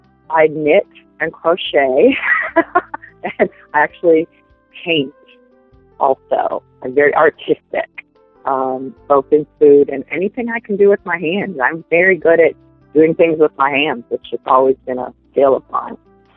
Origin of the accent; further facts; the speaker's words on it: the South, United States; Southern food, being that I'm from the South, I like to throw down in the kitchen with some good old Southern food